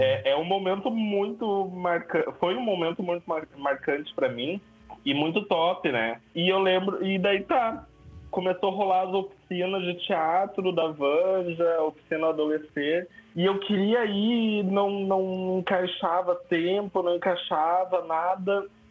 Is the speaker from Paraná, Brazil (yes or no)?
no; São Leopoldo, Rio Grande do Sul, Brazil; Sou de São Leopoldo